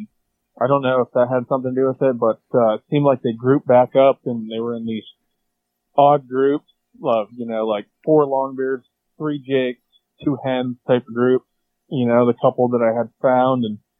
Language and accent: English; United States; So I'm from Columbia County. 30 years old. I work for the state. I do some like construction management. I was born and raised on a farm